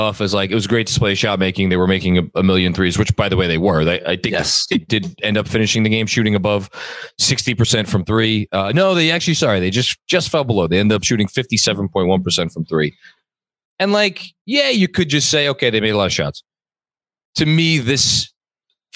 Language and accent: English; New York City, New York, United States; like me, you are a native New Yorker